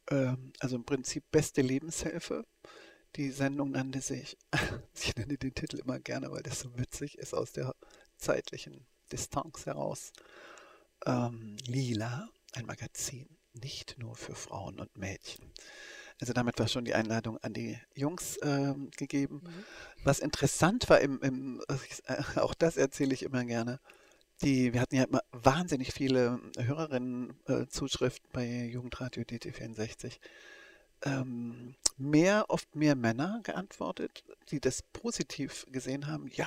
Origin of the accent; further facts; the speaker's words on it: East Germany, Germany; ich bin ja aus der DDR gebürtig und aufgewachsen und politisiert auch in der DDR.